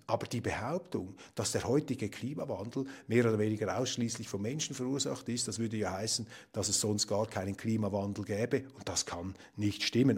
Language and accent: German; Switzerland; bei uns in der Schweiz